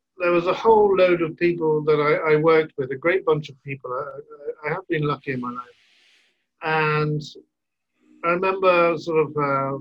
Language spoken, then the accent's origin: English; Burgess Hill, South East England, United Kingdom; now in Brussels, Belgium; I grew up in near the coast in a little town called Burgess Hill near Brighton